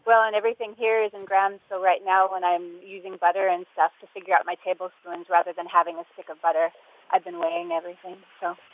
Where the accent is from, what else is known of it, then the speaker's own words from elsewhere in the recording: United States; now in Denmark; We're American.